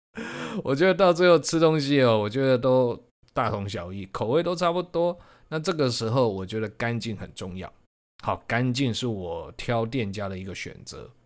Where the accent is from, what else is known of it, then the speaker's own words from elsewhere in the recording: Changhua City, Changhua County, Taiwan; moved away; 我本身住的是彰化市区